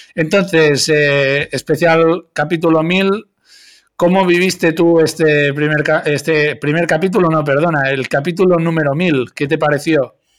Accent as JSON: {"language": "Spanish", "region": "Catalonia", "country": "Spain", "said": "los que somos de Cataluña"}